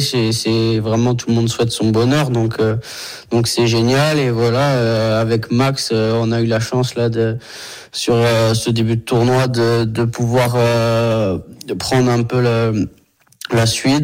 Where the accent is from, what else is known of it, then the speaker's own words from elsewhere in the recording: Brittany, France; moved away; rentrer un petit peu chez moi en Bretagne